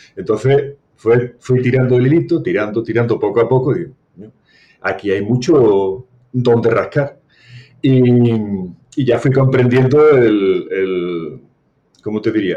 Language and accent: Spanish; Seville, Andalusia, Spain; soy de Sevilla